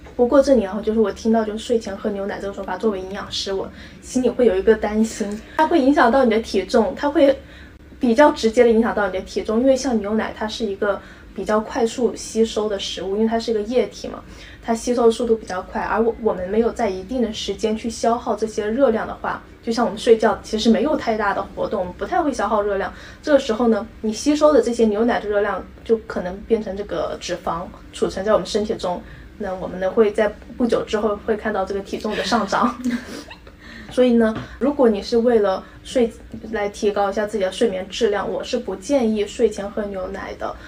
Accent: Guangdong, China; 我们广东人家庭就很喜欢吃那个豆腐花

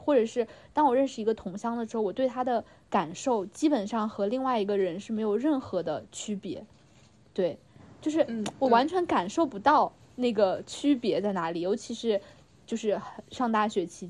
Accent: China; 然后像我这种在内陆长大的人，其实我就会更喜欢水，就是一些河啊、海啊、湖啊，尤其是海，就是像我们这种内陆，就是根本就很少见到

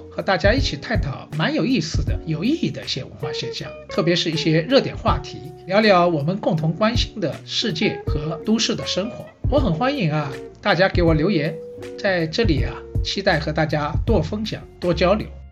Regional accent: Shanghai, China; 我是上海人，所以呢，对城市这一块呢，好像也特别有感觉

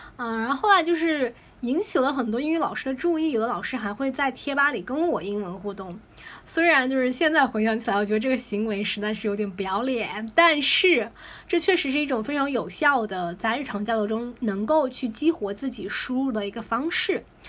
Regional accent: China; 我们作为，啊，Chinese

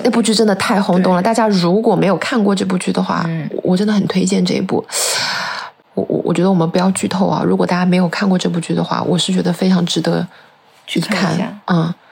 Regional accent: China; 而我们中国人是劝和不劝分的

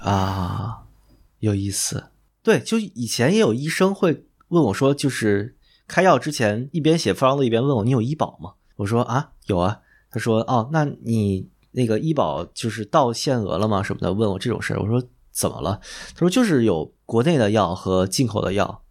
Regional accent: Beijing, China; 我小时候在那个北京医院开的那个两三块钱一支的那个低鼻液

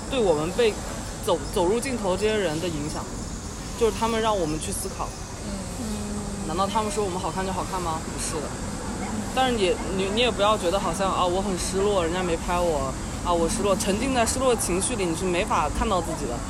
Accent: China; 我们中国人

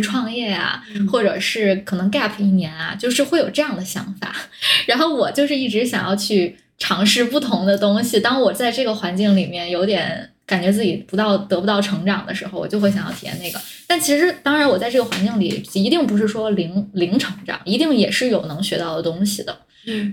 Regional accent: Tianjin, China; 我本来就是在天津长大，然后大学又在天津上

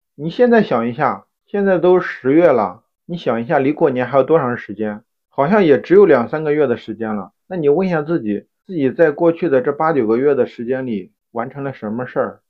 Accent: Shandong, China; 他们听说我是山东人

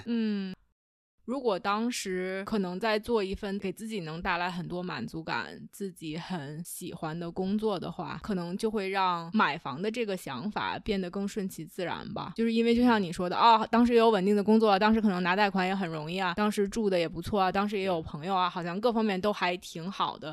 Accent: China; now in Toronto, Canada; 尤其是作为中国人来说

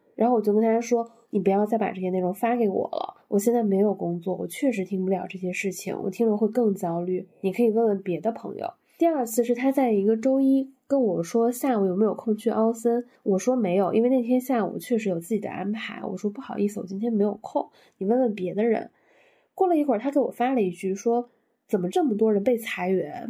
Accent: Northeast China, China; moved away as an adult; also born or lived in Dalian / Shanghai; now in Beijing, China; 我是一个来自东北县级市，双非本科毕业，工作即将八年的一个没有户口的大龄单身北漂

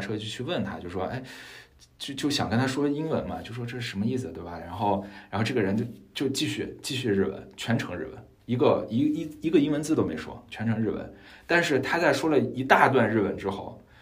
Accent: China; 我们中国人

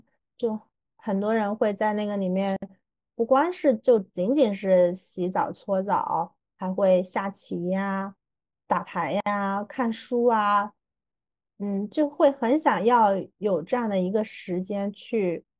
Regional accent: southern China, China; 作为一个南方人。大家从我的口音里面也能够听得出来，我实在是特别标准的南方人。

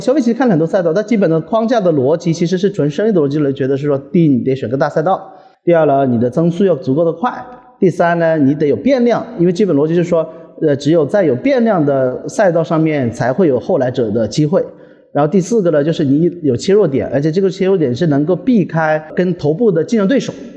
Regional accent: Hunan, China; 因为我是湖南人

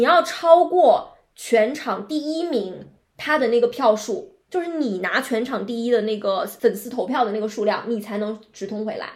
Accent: Shenzhen, Guangdong, China; 因为我们是在深圳长大的嘛，

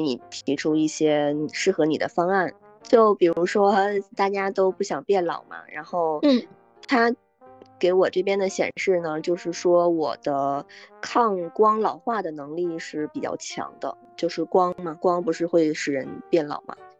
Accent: Northeast China, China; 我也是东北人

